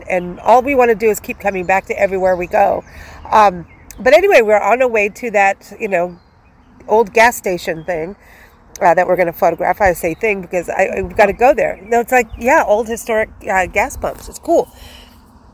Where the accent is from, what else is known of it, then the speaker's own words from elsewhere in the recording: Southwest, United States; You know, we come from the Southwest, you know, and we know the roadrunners do not belong out here.